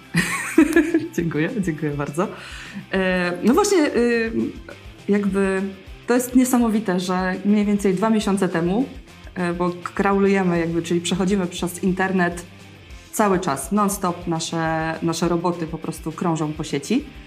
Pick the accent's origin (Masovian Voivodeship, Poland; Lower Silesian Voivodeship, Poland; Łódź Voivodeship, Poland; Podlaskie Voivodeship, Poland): Lower Silesian Voivodeship, Poland; Wrocław; wszyscy w naszym teamie jesteśmy stąd. Jest to, jesteśmy z Wrocławia